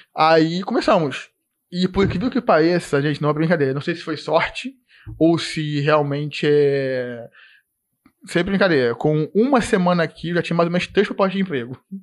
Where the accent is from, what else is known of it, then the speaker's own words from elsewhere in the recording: Nova Iguaçu, Rio de Janeiro, Brazil; moved away as an adult; now in Blumenau, Brazil; Eu, pô, sou de Nova Iguaçu